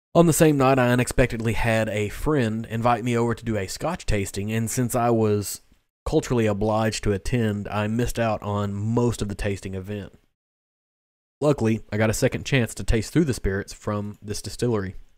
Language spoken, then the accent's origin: English; Kentucky, United States; growing up in Kentucky